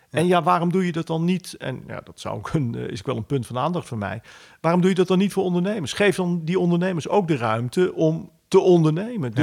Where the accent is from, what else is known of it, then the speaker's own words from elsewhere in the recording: Netherlands; wij als Nederlanders